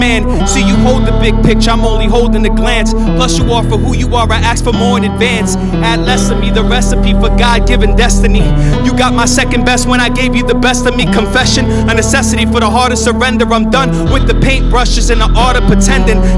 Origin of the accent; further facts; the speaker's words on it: Philadelphia, Pennsylvania, United States; moved away as an adult; now in Arizona, United States; I'm from Philadelphia, born and raised.